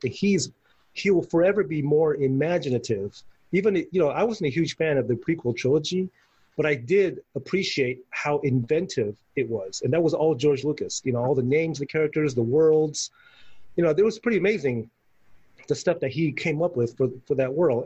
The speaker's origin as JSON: {"language": "English", "country": "Taiwan", "tie": "born or raised there", "said": "when I was a kid growing up in Taiwan"}